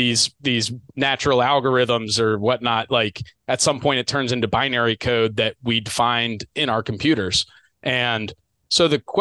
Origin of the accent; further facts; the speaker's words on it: Mid-Atlantic, United States; I'm from the Mid-Atlantic.